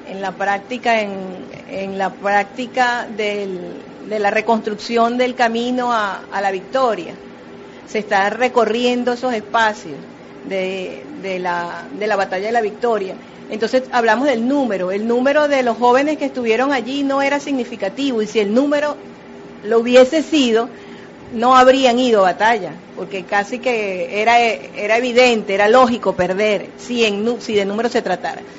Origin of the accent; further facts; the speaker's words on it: Venezuela; ¿Quiénes somos los venezolanos? ¿Quiénes son los argentinos? ¿Quiénes son los, brasileños? brasileros? Ahorita muchos venezolanos están fuera de nuestras fronteras y es un momento ideal para reconocerse.